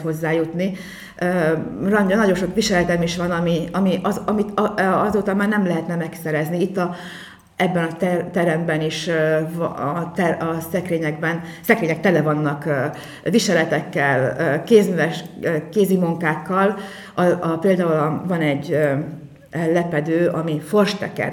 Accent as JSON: {"language": "Hungarian", "town": "Mórágy", "region": "Tolna", "country": "Hungary", "lives_now": "Bonyhád, Hungary", "said": "egy Morágyi táncost hozott el Bonyhádra, tehát én így kerültem kerültem ide"}